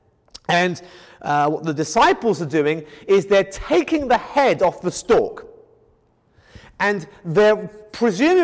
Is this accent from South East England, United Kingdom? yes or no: yes; Kent, South East England, United Kingdom; moved away; I come from England in the county of Kent, where there is wheat field after wheat field after wheat field